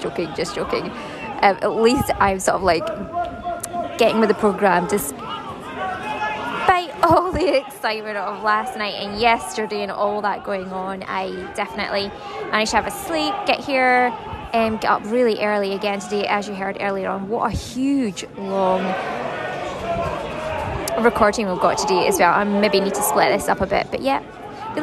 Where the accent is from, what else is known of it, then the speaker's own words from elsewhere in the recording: Ayrshire, Scotland, United Kingdom; Ayrshire Bulls, that's my hometown.